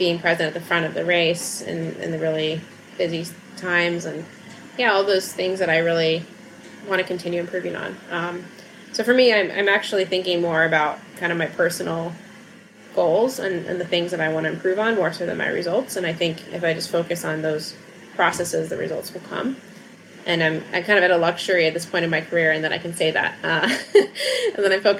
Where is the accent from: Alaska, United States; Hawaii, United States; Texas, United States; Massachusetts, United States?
Alaska, United States; moved away as an adult; also born or lived in California; now in Girona, Spain; since I moved from Alaska.